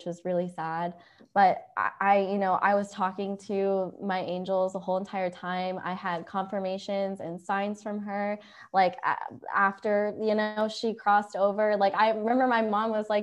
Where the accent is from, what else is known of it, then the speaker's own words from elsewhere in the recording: Ohio, United States; moved away; I'm from Ohio. I would say I grew up in a small town